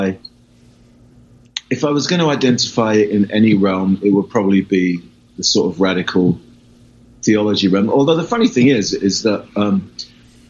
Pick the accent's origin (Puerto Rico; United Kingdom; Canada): United Kingdom; England; moved away as an adult; also born or lived in California / London; I'm English